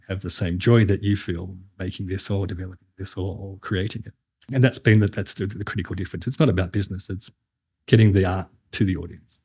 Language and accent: English; New South Wales, Australia; I'm not from South Australia. I'm from New South Wales